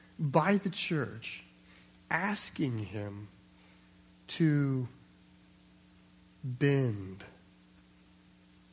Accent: United States; we're American

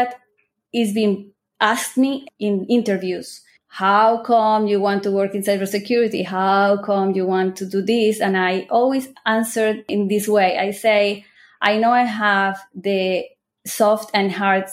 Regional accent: Colombia; also born or lived in United States; now in Israel; I'm originally from Colombia

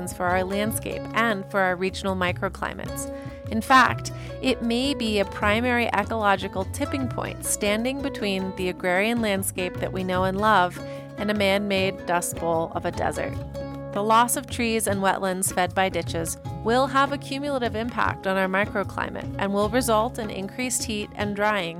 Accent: Colorado, United States; Growing up in Colorado

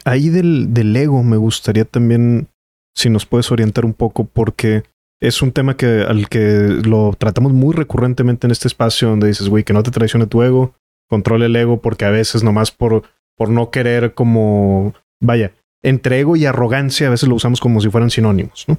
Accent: Mexico; also born or lived in Nuevo León

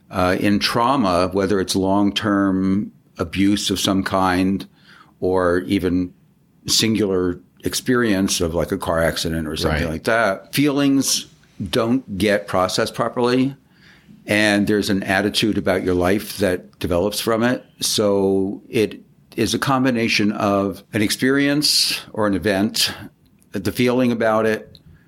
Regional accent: New York, United States; moved away as an adult; also born or lived in Long Beach / Santa Fe, New Mexico; now in Palm Springs, United States; I'm basically an East Coast guy. I lived in New York for 20 years

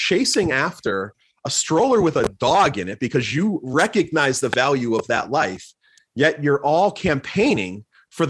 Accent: Plymouth, Massachusetts, United States; moved away; I grew up in Plymouth, Massachusetts

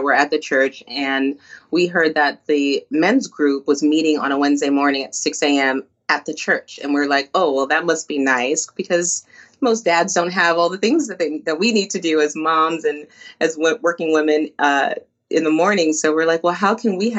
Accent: New Jersey, United States; also born or lived in Bogota, Colombia; now in Florida, United States; I am a native Jersey girl. So even though I'm in Florida, I still love the Northeast.

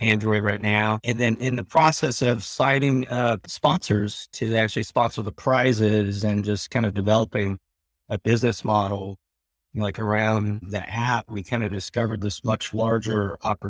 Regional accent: North Carolina, United States; growing up in North Carolina in the 80s

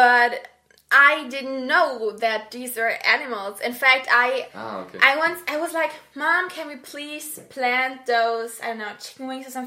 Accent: Germany; I'm from Germany

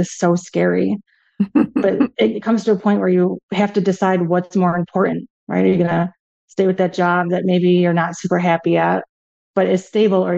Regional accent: Buffalo, New York, United States; moved away as an adult; also born or lived in Hawaii; now in St. Petersburg, United States; I've been here for about 13 years, originally from Buffalo

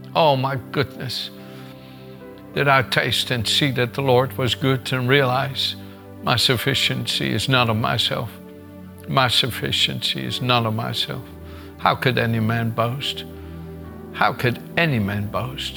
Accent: Netherlands; moved away as an adult; also born or lived in Gouda; In Holland, that I was born in the Netherlands and raised for the first 26 years of my life

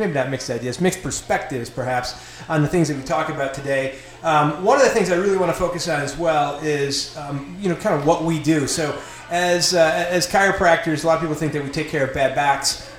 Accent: Lockport, New York, United States; now in Marietta, United States; I'm obviously from Buffalo area. I'm Lockport, New York. Lived here for 25 years

